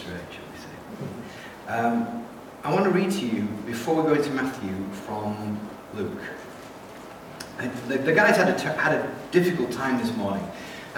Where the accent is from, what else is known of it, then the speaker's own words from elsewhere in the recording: England, United Kingdom; moved away as an adult; also born or lived in Austria / Hungary; now in New Zealand; I'm an Englishman and a Kiwi